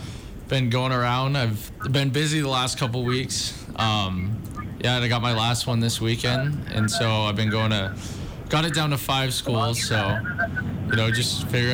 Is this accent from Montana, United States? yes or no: yes; Missoula, Montana, United States; born or raised there